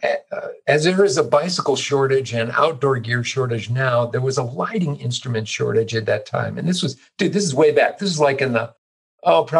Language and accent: English; Chicago, Illinois, United States; moved away; also born or lived in East Coast / Boulder, Colorado; I basically grew up in the Chicago suburbs, born on the East Coast, but got dragged here when I was relatively young and grew up in the Chicago suburbs